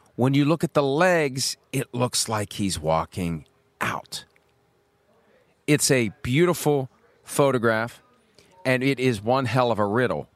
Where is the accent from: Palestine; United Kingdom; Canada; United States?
United States; Wheeling, West Virginia; I grew up in Wheeling